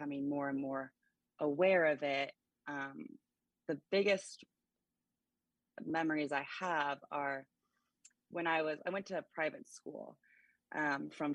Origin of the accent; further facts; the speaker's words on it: Gig Harbor, Washington, United States; I grew up in Gig Harbor